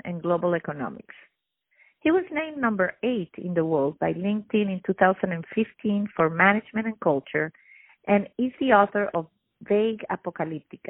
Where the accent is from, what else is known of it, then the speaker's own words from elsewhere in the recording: Venezuela; I'm first generation Italian, born and raised in Venezuela